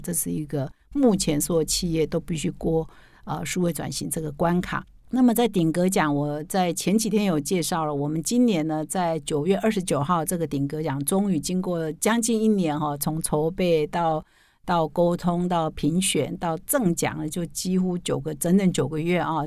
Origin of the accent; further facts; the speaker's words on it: rural southern Taiwan, Taiwan; moved away; 我们老家也在很乡 下的南部的乡下